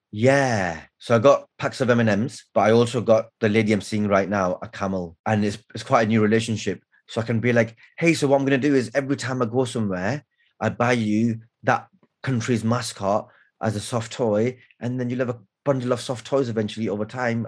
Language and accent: English; Blackburn, North West England, United Kingdom; life growing up in Blackburn in the 90s